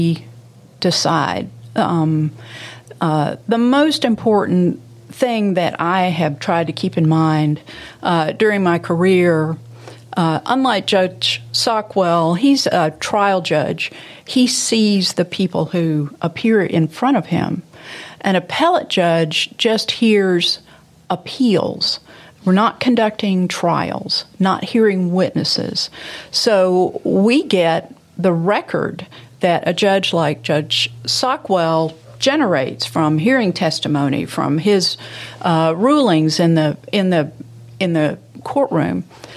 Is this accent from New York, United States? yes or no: no; Memphis, Tennessee, United States; I had a strictly middle class growing up in walking to neighborhood school and playing with my friends in Memphis